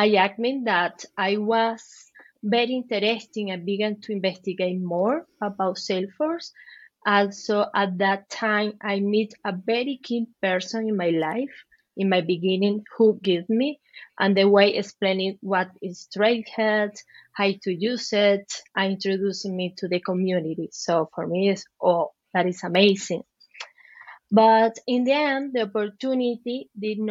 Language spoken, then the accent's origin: English; Venezuela; English is a second language; moved away as an adult; also born or lived in Chile; now in Madrid, Spain; I'm from Venezuela. I had to migrate several times. One of them was to Chile, where I lived for 7 years